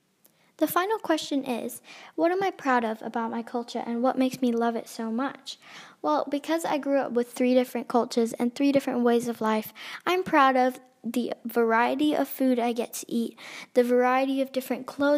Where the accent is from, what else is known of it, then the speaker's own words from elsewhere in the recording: Australia; we are all Australian citizens and we were all born there